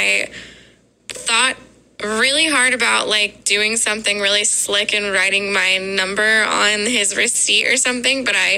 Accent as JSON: {"language": "English", "town": "Columbus", "region": "Ohio", "country": "United States"}